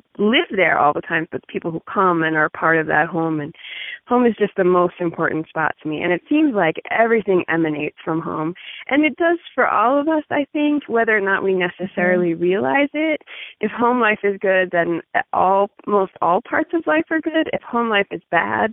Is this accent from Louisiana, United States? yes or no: no; Pittsburgh, Pennsylvania, United States; moved away as an adult; now in Northwest Montana, United States; I'm originally from Pittsburgh